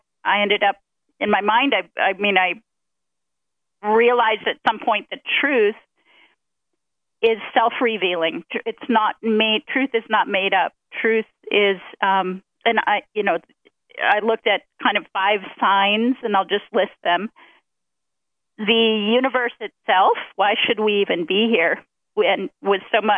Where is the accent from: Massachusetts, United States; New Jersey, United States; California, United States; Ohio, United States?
Ohio, United States; I grew up in Ohio